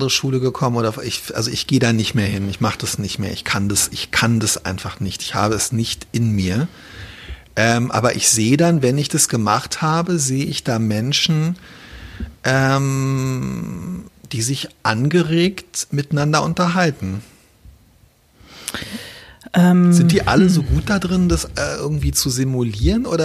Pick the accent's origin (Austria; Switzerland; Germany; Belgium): Germany; Berlin; nachdem wir alle ähm, als Berliner Schüler, die damals als, äh, als, als Frontstädter und als Benachteiligte, die halt quasi im, hinter dem Stacheldrahtverhau